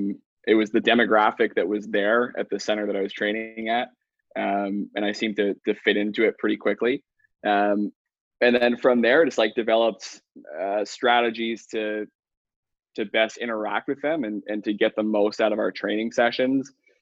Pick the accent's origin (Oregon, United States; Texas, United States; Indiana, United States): Texas, United States; Dallas; also born or lived in Mississauga; now in Vancouver, Canada; I bounced around a few times, grew up in Dallas, Texas. Vancouver's home now though.